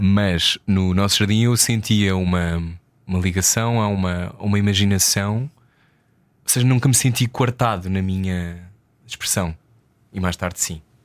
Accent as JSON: {"language": "Portuguese", "country": "Portugal", "said": "como português"}